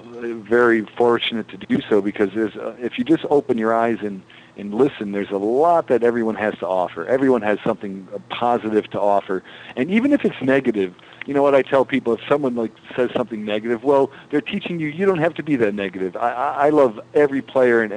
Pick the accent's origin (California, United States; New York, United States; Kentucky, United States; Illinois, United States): New York, United States; Western; having come or been born and raised in Western New York